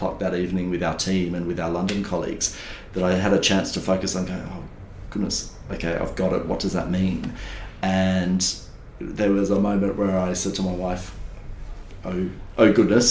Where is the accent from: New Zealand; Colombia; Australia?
Australia; Kiama, New South Wales; growing up in Kiama